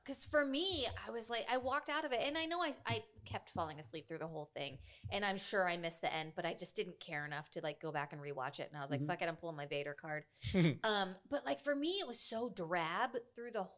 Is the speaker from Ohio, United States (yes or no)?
yes; Youngstown, Ohio, United States; I grew up in Youngstown, Ohio, which is an old steel town